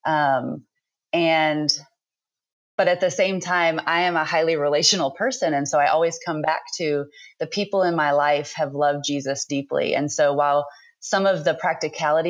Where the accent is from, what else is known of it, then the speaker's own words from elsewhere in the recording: East Tennessee, United States; I was born and raised in East Tennessee